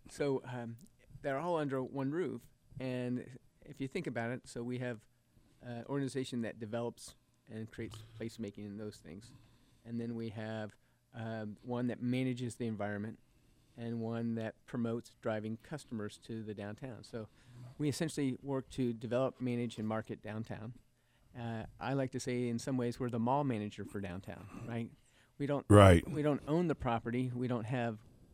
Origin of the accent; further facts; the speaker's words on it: Indianapolis, Indiana, United States; moved away as an adult; also born or lived in Corpus Christi, Texas; now in Lexington, United States; I'm from Indianapolis, where I grew up